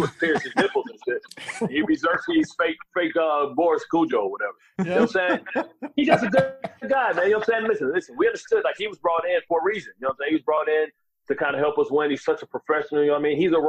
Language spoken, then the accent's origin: English; Detroit, Michigan, United States; I'm from Detroit